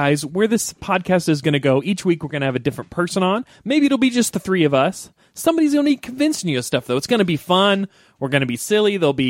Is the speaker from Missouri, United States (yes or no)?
yes; Missouri, United States; I'm Midwest. So as far as the U.S. goes, I'm from Missouri.